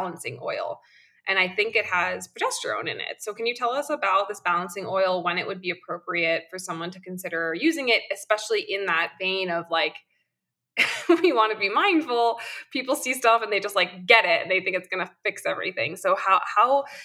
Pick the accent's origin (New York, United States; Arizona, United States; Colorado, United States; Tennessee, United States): New York, United States; I am a New Yorker